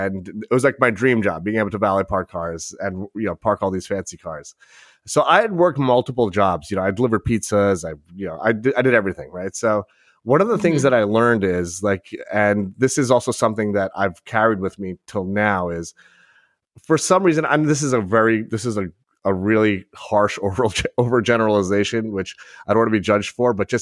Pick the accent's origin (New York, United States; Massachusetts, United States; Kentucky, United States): New York, United States; South Shore of Long Island; I grew up on the South Shore, which is a very blue collar